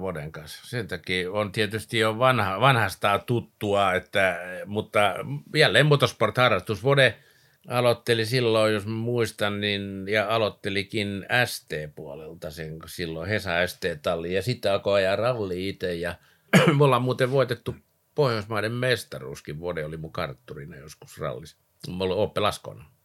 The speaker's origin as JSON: {"language": "Finnish", "town": "Vantaa", "region": "Uusimaa", "country": "Finland", "tie": "born or raised there", "also_born_or_lived": "Lapinjärvi / Porlammi", "said": "sitten tultiin tänne Vantaalle ja tuossa Siltamäessä oikeastaan alkoi niin kuin mun ura täällä pääkaupunkiseudulla"}